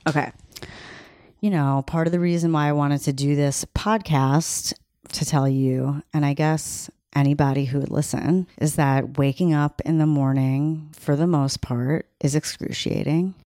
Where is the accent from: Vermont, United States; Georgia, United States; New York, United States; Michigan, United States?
New York, United States; Long Island; I'm from Long Island